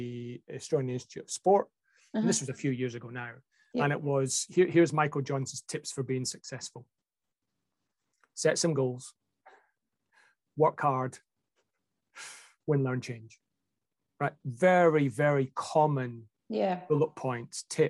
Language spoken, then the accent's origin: English; Scotland, United Kingdom; moved away; I grew up in Scotland, as you know, in a, you know, pretty working class average household.